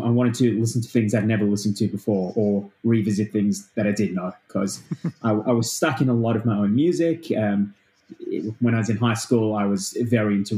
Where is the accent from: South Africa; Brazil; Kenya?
South Africa; now in Australia; I didn't grow up in Australia. I grew up in South Africa. And when I moved to Australia